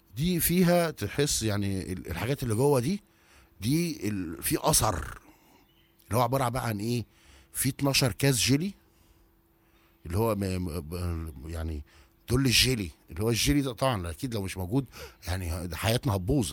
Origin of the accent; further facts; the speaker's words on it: Egypt; عندنا في مصر